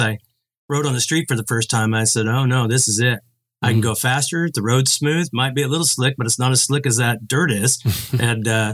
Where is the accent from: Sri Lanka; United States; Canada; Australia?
United States; Oregon; I grew up in Oregon